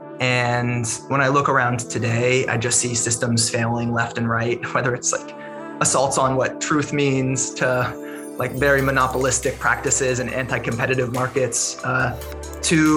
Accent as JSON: {"language": "English", "region": "Massachusetts", "country": "United States", "tie": "born or raised there", "said": "I grew up in Massachusetts, and my first job, I have to admit, was working on a lobster boat"}